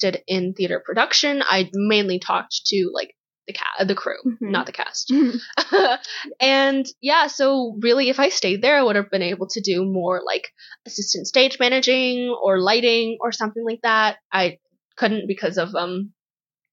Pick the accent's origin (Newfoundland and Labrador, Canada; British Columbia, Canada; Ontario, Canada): Ontario, Canada; Toronto; we're from Toronto